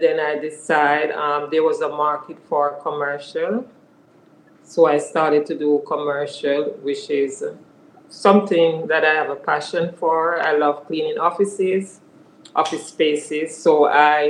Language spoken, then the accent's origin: English; Jamaica; moved away; growing up in Jamaica, we started cleaning at an early age